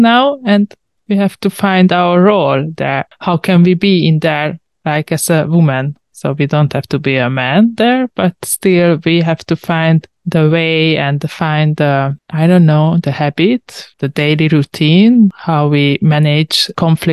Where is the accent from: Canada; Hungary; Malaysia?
Hungary; I'm a journalist from Hungary